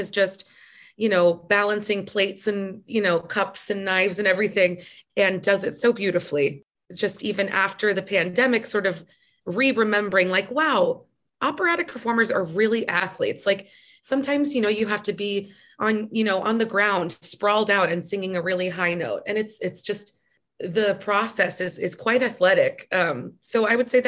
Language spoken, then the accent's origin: English; United States; growing up in the United States